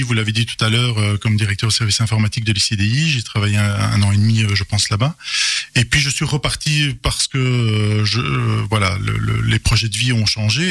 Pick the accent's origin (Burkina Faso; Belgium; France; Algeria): Belgium; Charleroi, Wallonia; j'ai mon enfance à Goutrou, donc euh, une des communes de Charleroi